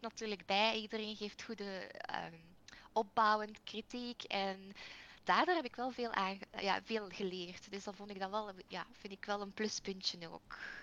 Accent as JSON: {"language": "Dutch", "country": "Belgium", "said": "ik ben wel een Belg"}